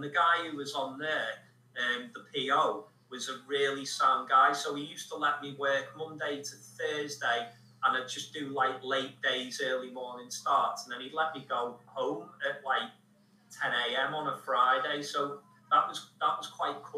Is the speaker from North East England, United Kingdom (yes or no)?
no; Liverpool, North West England, United Kingdom; my hometown